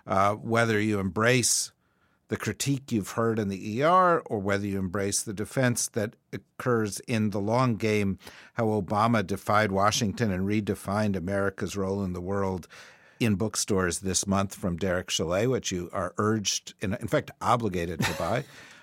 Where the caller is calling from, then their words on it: Australia; as we're phoning in from Australia and elsewhere